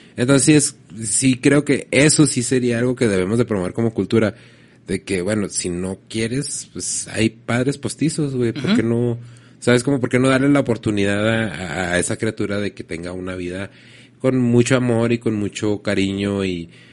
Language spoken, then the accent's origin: Spanish; Mexico; yo soy mexicano